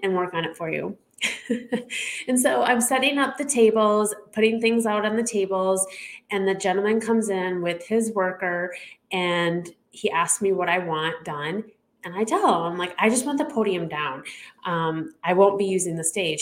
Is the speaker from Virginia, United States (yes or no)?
no; Chicago, Illinois, United States; I am from the Chicago area